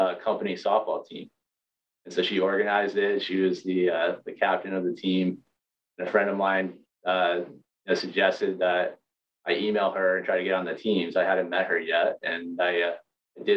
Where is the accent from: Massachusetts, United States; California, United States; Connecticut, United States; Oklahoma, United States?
Connecticut, United States; New Haven; moved away as an adult; also born or lived in Boston; now in Hawaii, United States; I grew up in Connecticut, New Haven area